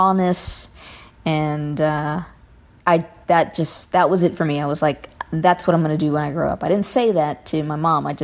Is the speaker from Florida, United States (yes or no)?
no; Covina, California, United States; I am from Covina, California